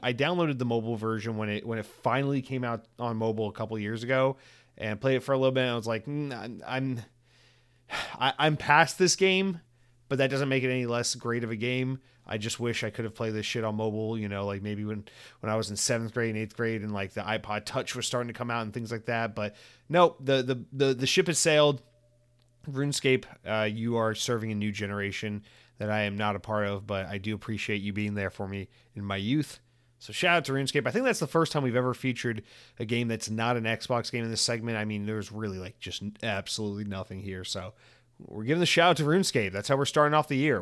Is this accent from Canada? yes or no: no; Georgia, United States; also born or lived in Atlanta; now in Florida, United States; I grew up in Georgia and we had Publix everywhere